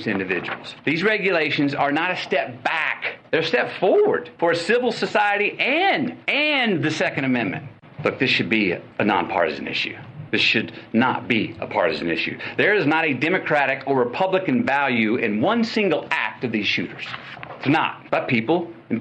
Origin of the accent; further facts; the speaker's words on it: Uvalde, Texas, United States; my hometown, Uvalde